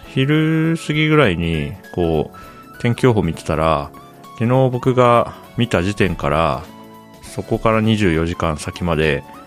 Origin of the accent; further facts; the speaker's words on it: Japan; 僕は千九百八十三年に日本に生まれて